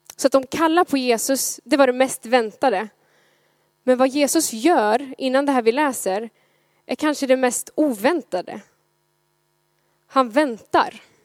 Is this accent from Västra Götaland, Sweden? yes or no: yes; Gothenburg, Västra Götaland, Sweden; som göteborgare